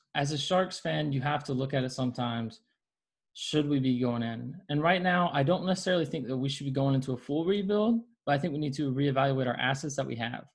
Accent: Nashville, Tennessee, United States; now in San Diego, United States; I'm originally up from Nashville, Tennessee

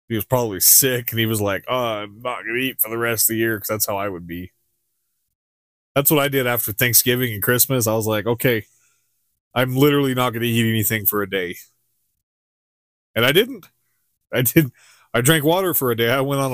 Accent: Globe, Arizona, United States; Like, growing up in Globe, we have Indian burial grounds. We have rabid animals.

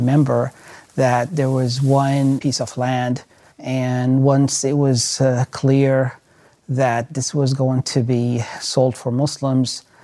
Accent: Syria; now in Memphis, United States; Originally, I was born and raised in Syria

